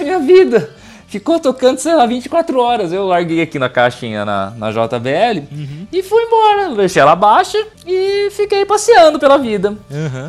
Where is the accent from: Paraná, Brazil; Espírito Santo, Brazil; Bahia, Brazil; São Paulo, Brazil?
São Paulo, Brazil; Itápolis; Nós somos de Itápolis